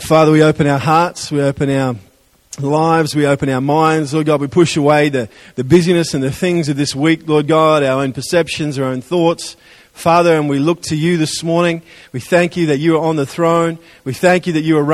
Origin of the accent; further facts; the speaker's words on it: Adelaide, South Australia, Australia; moved away; I'm from Adelaide